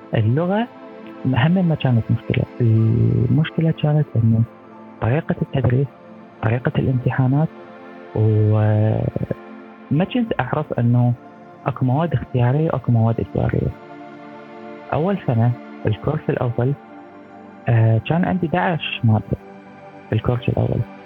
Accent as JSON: {"language": "Arabic", "country": "Iraq", "moved": "yes", "lives_now": "France", "said": "احنا بالعراق"}